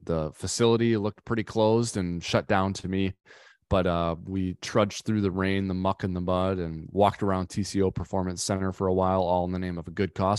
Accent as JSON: {"language": "English", "region": "Minnesota", "country": "United States", "said": "I'm from Minnesota myself"}